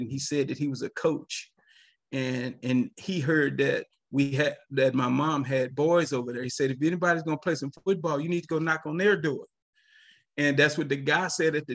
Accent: Eagle Lake, Texas, United States; also born or lived in Oak Cliff, Dallas, Texas; So when I got to the sixth grade, that's when we moved back to my hometown.

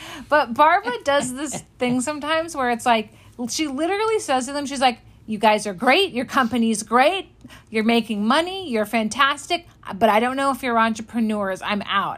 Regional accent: Los Angeles, California, United States; I'm from Los Angeles

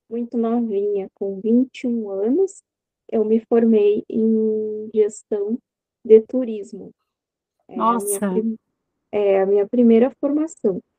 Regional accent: São Borja, Rio Grande do Sul, Brazil; é, eu sou gaúcha, né? É, aqui da cidade de São Borja. É, São Borja é uma cidade fronteiriça com a Santo Tomé, Argentina. E eu sou natural daqui e é onde eu vivo até

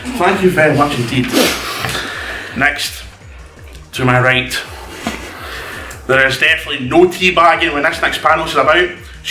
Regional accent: Scotland, United Kingdom

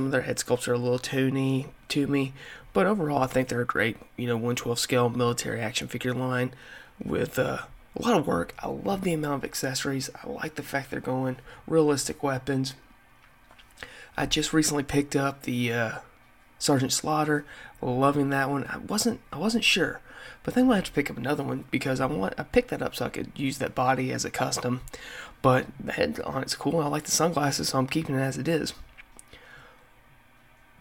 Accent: the South, United States; in my time growing up in the South

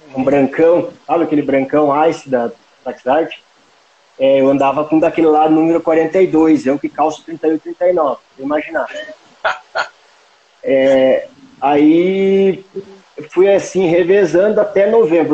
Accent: Palmas, Paraná, Brazil; now in Guarapuava, Brazil; fui criado em Palmas, uma cidade com ah. poucos mil habitantes

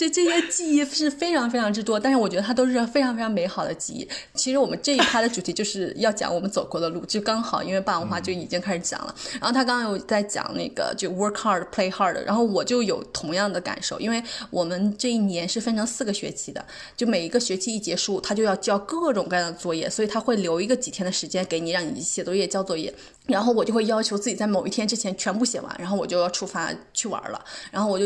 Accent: China; 就是我也不知道他咋看出来我是中国人的，就用中国话在问我。

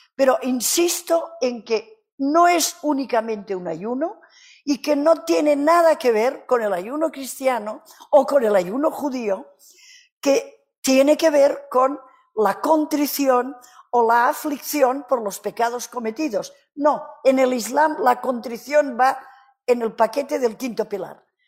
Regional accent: Catalonia, Spain; Spanish is a second language; Soy catalana

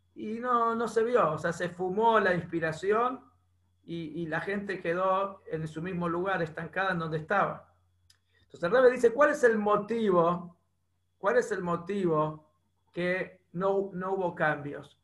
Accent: Bernasconi, La Pampa, Argentina; moved away; en La Pampa, en Bernasconi, en mi pueblo

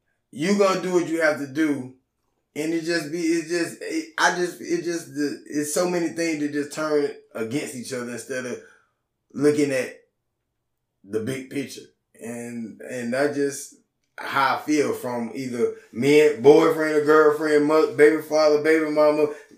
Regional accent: Auburn, Georgia, United States; I'm from Atlanta, nigga. I'm from Auburn.

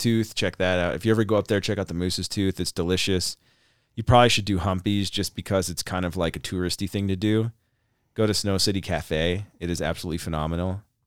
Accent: Montana, United States; moved away; also born or lived in Tucson / Anchorage; I grew up in Montana

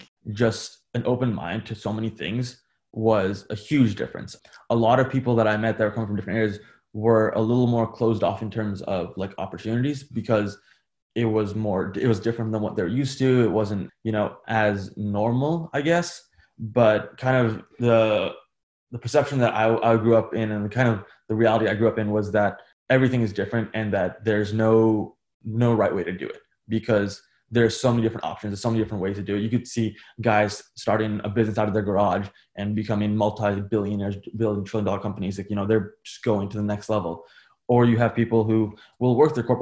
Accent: United States; growing up in America, especially, like my dad came from India

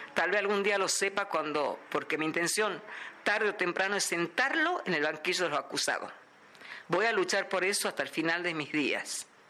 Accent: Salta, Argentina; de la ciudad de Salta.

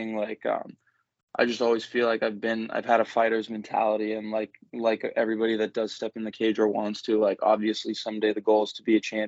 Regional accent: Mansfield, Massachusetts, United States; I was born and raised in Mansfield, Mass

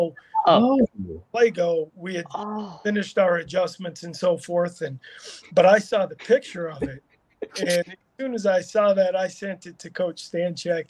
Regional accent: Minnesota, United States; now in Florida, United States; I grew up in Minnesota

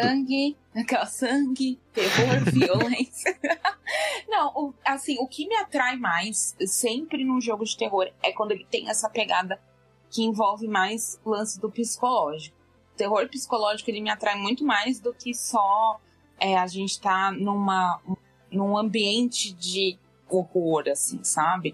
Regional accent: São Paulo, Brazil; Eu sou de São Paulo

